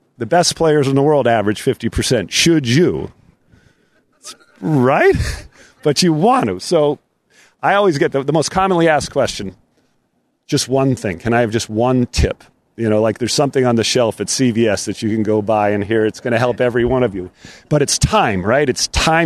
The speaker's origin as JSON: {"language": "English", "region": "Rhode Island", "country": "United States", "tie": "born or raised there", "said": "I grew up in Rhode Island on an old Donald Ross course"}